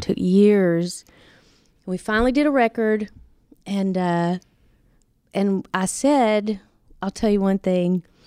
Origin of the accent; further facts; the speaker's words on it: Nashville, Tennessee, United States; moved away as an adult; now in Los Angeles, United States; I was born and raised in Nashville